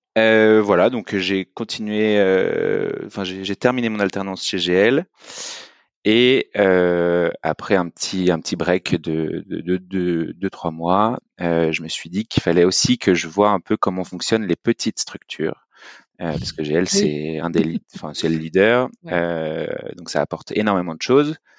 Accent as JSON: {"language": "French", "town": "Lyon", "region": "Auvergne-Rhône-Alpes", "country": "France", "moved": "as an adult", "lives_now": "Paris, France", "said": "Je suis lyonnais"}